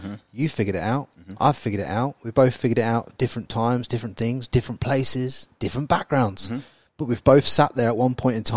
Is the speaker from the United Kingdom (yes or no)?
yes; Peterborough, East of England, United Kingdom; I'm from Peterborough